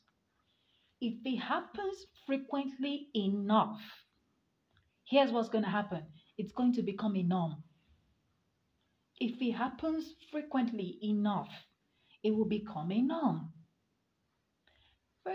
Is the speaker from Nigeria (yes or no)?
yes; Nigeria; as a Nigerian